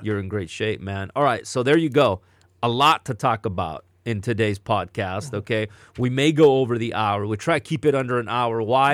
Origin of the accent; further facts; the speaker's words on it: Southern California, United States; growing up in Southern California